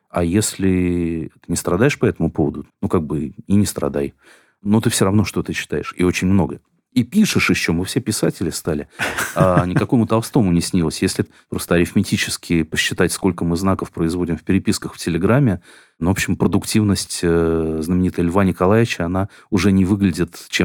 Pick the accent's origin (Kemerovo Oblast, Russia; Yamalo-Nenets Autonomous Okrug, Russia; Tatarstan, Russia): Tatarstan, Russia; Kazan; все думаете, что если я из Казани, то вот это мне должно быть интересно.